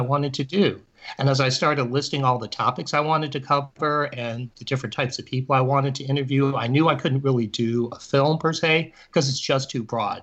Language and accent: English; Cleveland, Ohio, United States; I grew up in Cleveland